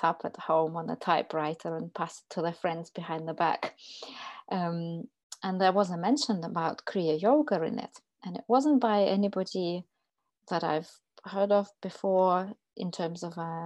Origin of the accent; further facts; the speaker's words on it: Russia; moved away as an adult; now in United Kingdom; I'm originally from Russia.